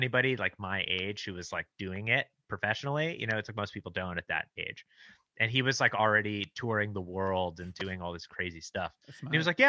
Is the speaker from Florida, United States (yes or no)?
no; Los Angeles, California, United States; I grew up in Los Angeles, and I went to this this sort of arts high school called Crossroads, a small arts high school in Santa Monica